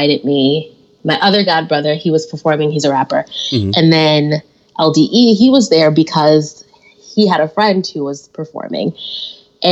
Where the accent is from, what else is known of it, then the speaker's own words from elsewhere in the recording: Detroit, Michigan, United States; moved away as an adult; also born or lived in Syracuse, New York / Madison, Wisconsin; now in Milwaukee, United States; I'm from Detroit, Michigan, born and raised there